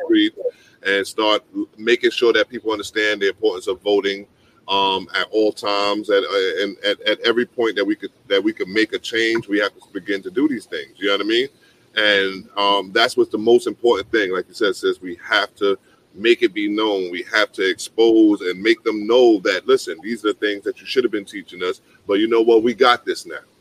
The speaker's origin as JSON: {"language": "English", "region": "New York", "country": "United States", "said": "I'm a New Yorker"}